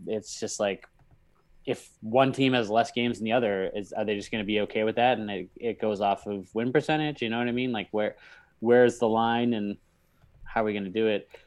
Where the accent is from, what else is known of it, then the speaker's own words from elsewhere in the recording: Northeast, United States; we're from the Northeast